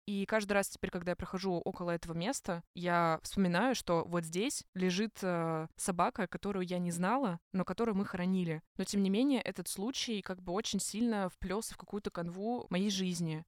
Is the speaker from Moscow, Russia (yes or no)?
no; Ozersk, Chelyabinsk Oblast, Russia; moved away; я приехала на лето в, в Озерск, где я родилась, на Урале